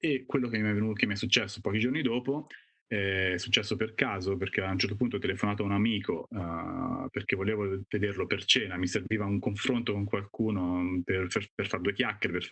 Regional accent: Castiglione Fiorentino, Tuscany, Italy; sono toscano di Castiglione Fiorentino in provincia di Arezzo, sono fotografo eh, da circa vent'anni

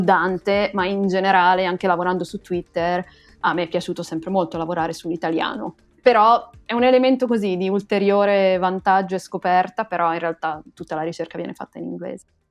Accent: Pisa, Tuscany, Italy; now in Groningen, Netherlands; io sono pisana

